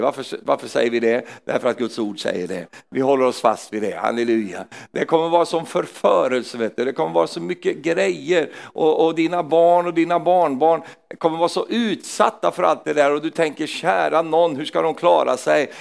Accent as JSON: {"language": "Swedish", "country": "Sweden", "said": "jag är svensk"}